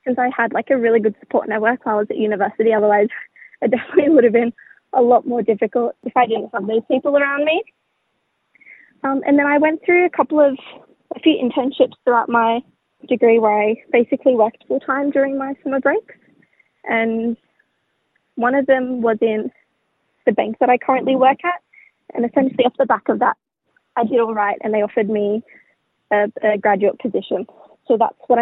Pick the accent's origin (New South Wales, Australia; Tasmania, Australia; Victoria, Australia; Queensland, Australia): New South Wales, Australia; Darug land; also born or lived in Northern Beaches, Sydney; I grew up in Darragland, but more specifically, my mob is from Wamalai